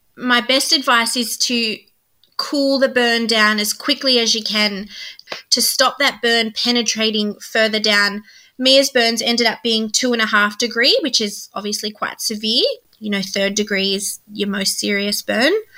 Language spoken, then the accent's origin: English; New South Wales, Australia; we're from New South Wales.